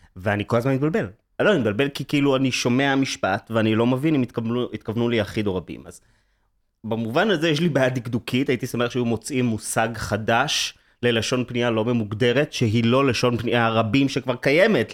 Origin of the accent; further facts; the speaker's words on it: Herzliya, Tel Aviv District, Israel; גדלתי בהרצליה, בעיקרון